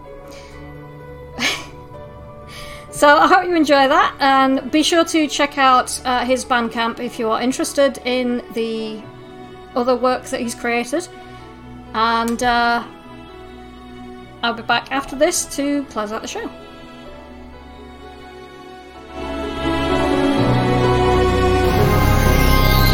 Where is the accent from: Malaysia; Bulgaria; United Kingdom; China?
United Kingdom; Yorkshire and the Humber; But I'm from Yorkshire